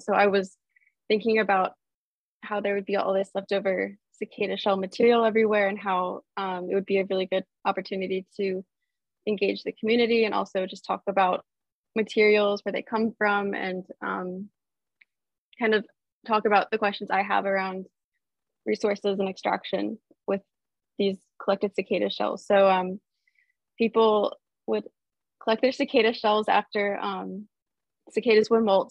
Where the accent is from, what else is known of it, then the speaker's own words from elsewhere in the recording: Baltimore, Maryland, United States; I grew up in Baltimore, Maryland